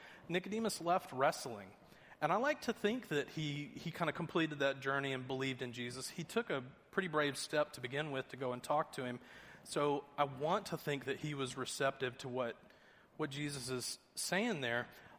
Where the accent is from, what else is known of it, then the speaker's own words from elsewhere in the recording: Georgia, United States; I'm originally from Georgia. I know I don't have much of the accent anymore.